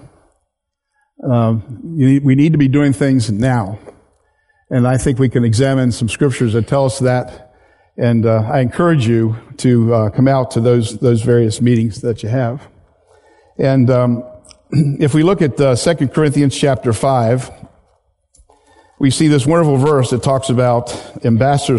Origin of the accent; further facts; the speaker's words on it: Hungerford, Pennsylvania, United States; also born or lived in Wyoming; I grew up in Pennsylvania in a town called Hungerford, which no longer exists.